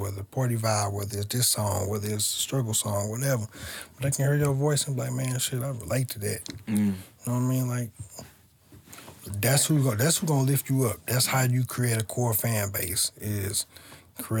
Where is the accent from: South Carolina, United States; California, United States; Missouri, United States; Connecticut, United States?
Missouri, United States; St. Louis; I grew up on the North Side, too, right down the street from Matthew Dickey's